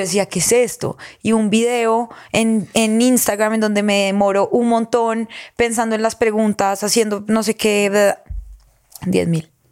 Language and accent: Spanish; Girardot, Cundinamarca, Colombia; vengo de Girardot